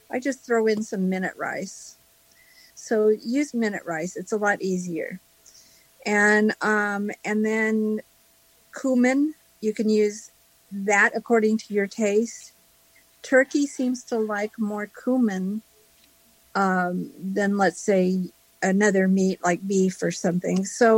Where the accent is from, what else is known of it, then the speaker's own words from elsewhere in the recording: Los Angeles, California, United States; I'm from Southern California. The LA area.